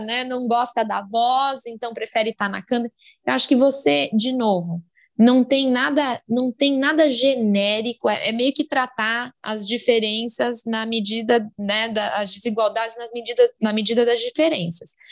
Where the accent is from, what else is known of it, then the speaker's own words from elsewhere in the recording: Brazil; eu sou brasileira com mega orgulho